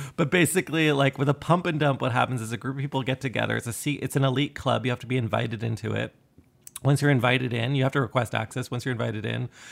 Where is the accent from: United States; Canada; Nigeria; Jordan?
Canada; myself being Canadian